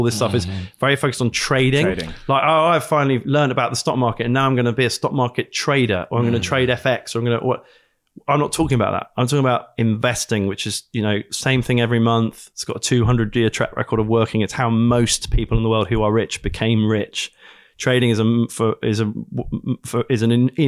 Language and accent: English; United Kingdom; I'm British.